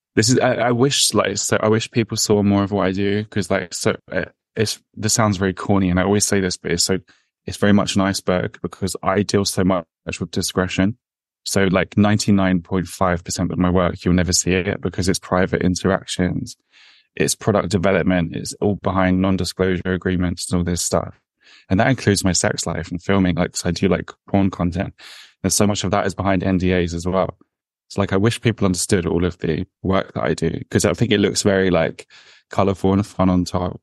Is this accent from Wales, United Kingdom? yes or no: no; London, United Kingdom; I'm raised in London, but I'm Irish